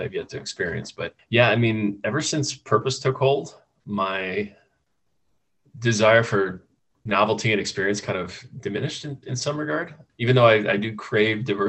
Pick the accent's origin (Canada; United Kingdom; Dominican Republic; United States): United States; Midwest; Growing up in the Midwest